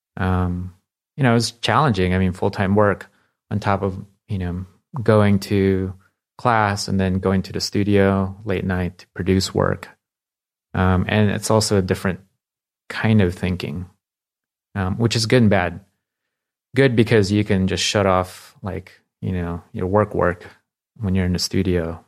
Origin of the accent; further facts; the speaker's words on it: Palo Alto, California, United States; also born or lived in Philippines; I moved here when I was nine.